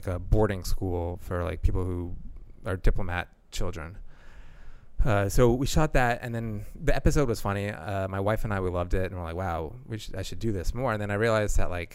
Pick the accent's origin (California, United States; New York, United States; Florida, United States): Florida, United States; Boca Raton; moved away as an adult; now in Washington, D.C., United States; South Florida, Boca Raton.